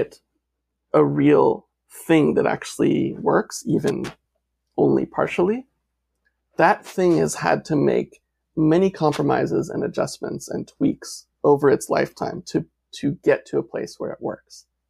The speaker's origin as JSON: {"language": "English", "country": "United States", "said": "as an American, as a white male"}